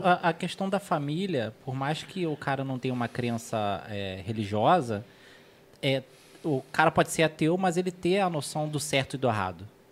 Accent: Rio de Janeiro, Brazil; moved away; eu sou do Rio

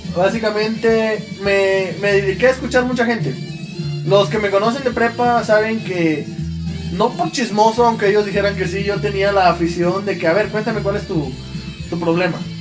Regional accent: Juchitán, Oaxaca, Mexico; ya crecí en un Juchitán un poco más civilizado

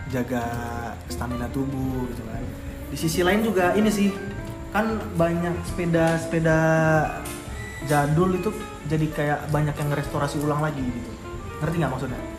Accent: Surabaya, East Java, Indonesia; dulu pas SD karena aku SD di Surabaya dulu tuh anak seumuran umur dari sekitar berapa ya 10 bahkan sampai anak kuliahan tuh banyak yang naik sepeda dulu

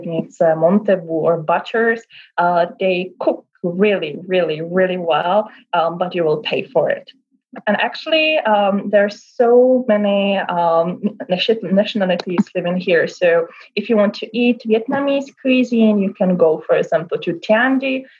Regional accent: Brno, South Moravian Region, Czechia; I was born in Brno, so I hope my recommendations will be the best ones, you know, as a person who was born here

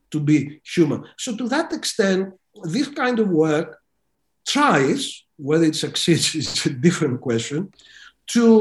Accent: Greece; moved away as an adult; I was a student of law during the brutal dictatorship in my home country of Greece

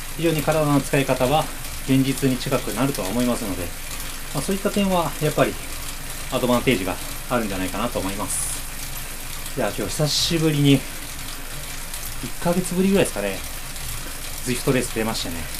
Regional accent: Kobe, Hyogo, Japan; 僕神戸ですけど

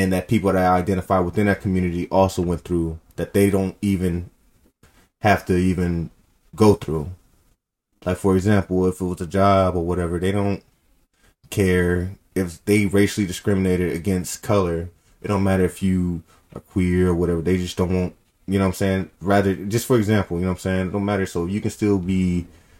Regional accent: Oakland, California, United States; we come from Oakland

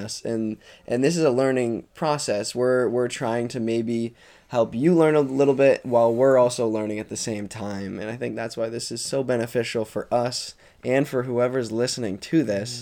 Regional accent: Jericho, Vermont, United States; I grew up in Jericho, Vermont

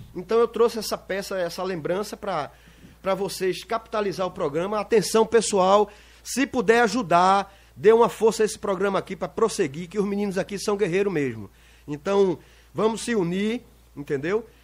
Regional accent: Lagoa de Itaenga, Pernambuco, Brazil; also born or lived in Recife; nascido no Recife, mas imediatamente vim para Lagoa Tenga, que é a terra que eu amo.

